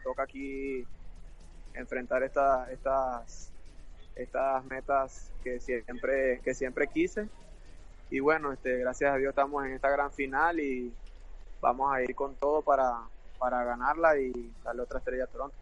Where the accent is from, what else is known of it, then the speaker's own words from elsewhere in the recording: Venezuela; moved away as an adult; now in United States; somos, somos venezolanos los dos